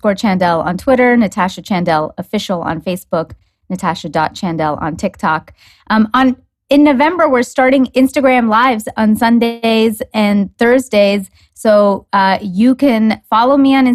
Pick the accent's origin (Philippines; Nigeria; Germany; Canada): Canada; also born or lived in New York; I used to live in New York and I'm from Canada.